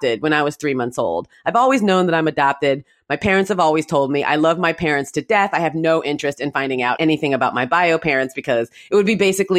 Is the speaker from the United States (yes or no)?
yes; Mountain View, California, United States; I was born in Mountain View, California, and I live kind of close to Mountain View, California now.